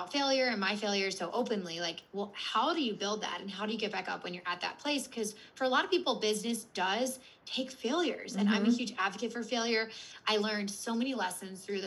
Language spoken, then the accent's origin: English; Philadelphia, Pennsylvania, United States; also born or lived in Washington, D.C.; I'm from Philadelphia and I went to school mm-hmm. in DC